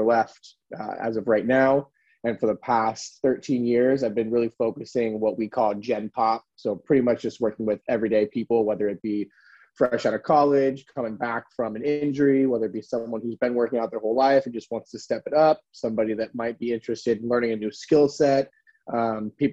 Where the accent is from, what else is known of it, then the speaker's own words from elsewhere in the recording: California, United States; now in San Francisco, United States; I'm born and raised in California. California boy, I never left